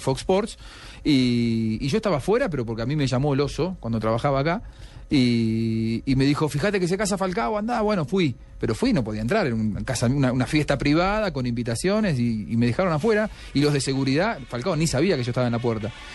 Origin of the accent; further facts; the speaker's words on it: Argentina; nosotros los argentinos